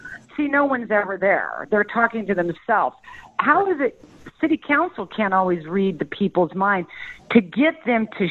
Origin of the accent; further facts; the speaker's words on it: Midwest, United States; I was born and raised in the Midwest